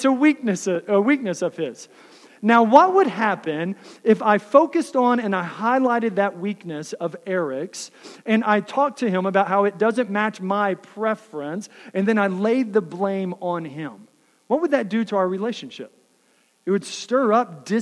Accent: Texas, United States; now in Iowa, United States; I grew up in the South in Texas

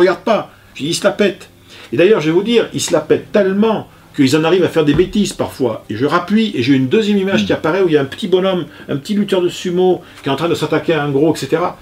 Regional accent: Bordeaux, Nouvelle-Aquitaine, France; je suis bordelais

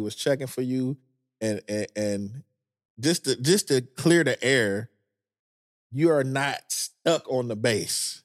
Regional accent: Detroit, Michigan, United States; moved away as an adult; also born or lived in Manassas, Virginia / Maryland / California; I'm from Detroit

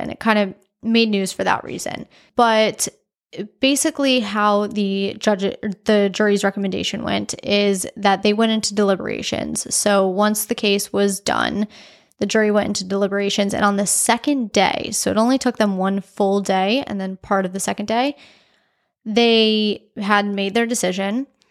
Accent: South Florida, United States; I am from South Florida

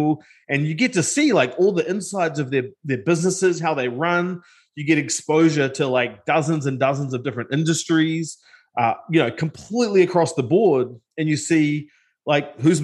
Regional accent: New Zealand; moved away as an adult; now in United States; I'm originally from New Zealand. And grew up in a single parent household.

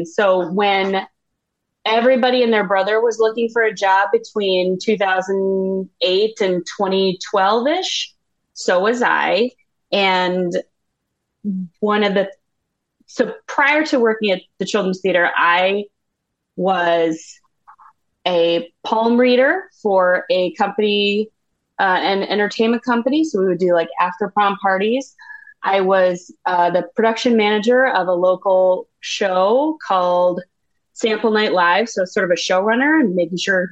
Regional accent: Owatonna, Minnesota, United States; now in Bloomington, United States; I am from Owatonna, Minnesota, which is about 45 minutes south, directly south of the cities

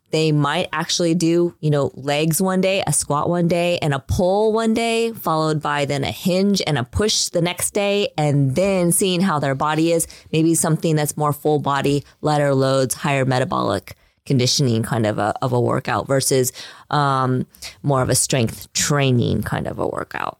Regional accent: Midwest, United States; I was raised in the Midwest. I went to high school in the Midwest in a very small town.

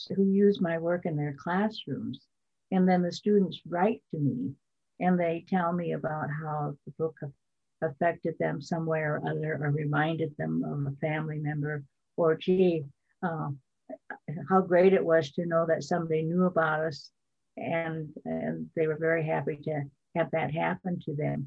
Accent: Rosebud Reservation, South Dakota, United States; when we were growing up on the Rosebud Reservation

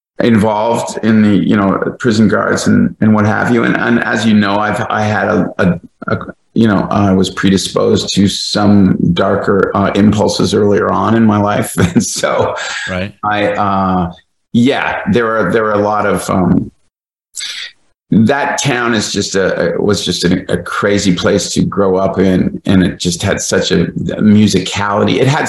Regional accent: Kingston, Ontario, Canada; the Mike McCluskey character was based on a guy I grew up with in Kingston

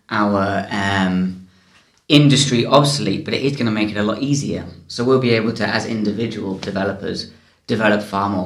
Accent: England, United Kingdom; I am English

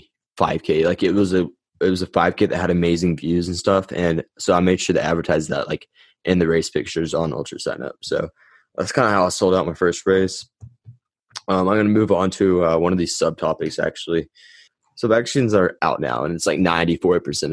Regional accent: United States; Put it on in my hometown.

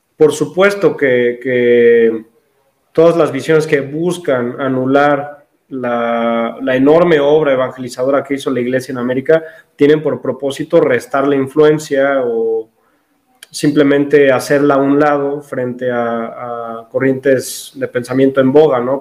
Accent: Mexico; soy mexicano, tengo 24 años

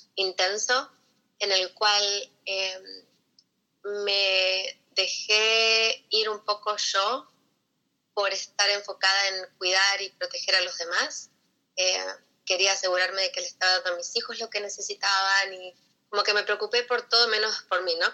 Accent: Buenos Aires, Argentina; moved away as an adult; now in United States; yo soy de Buenos Aires y llegué acá a los Estados Unidos hace ya 18 años

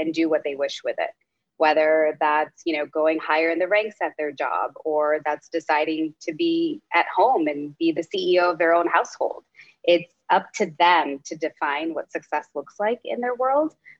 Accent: Dallas, Texas, United States; now in New York City, United States; I am a daughter of immigrant parents, and I was born in Dallas, Texas, and now live in New York City

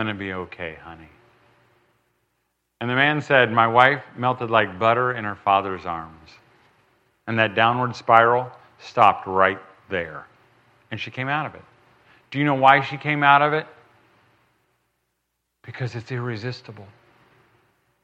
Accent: United States; I'm red-blooded American. I'm not from Europe

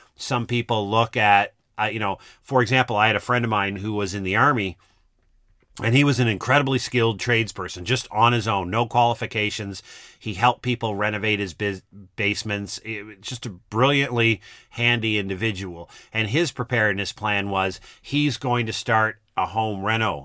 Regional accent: East Coast of Canada, Canada; I grew up in the East Coast of Canada

